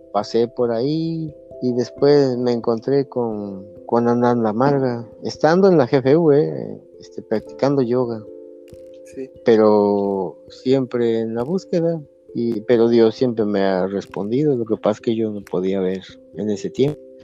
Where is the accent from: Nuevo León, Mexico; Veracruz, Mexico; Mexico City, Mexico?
Veracruz, Mexico; Coatepec; yo soy de aquí de Coatepec. Aquí nací en la mera, este, en el mero centro donde está la casa de azulejos.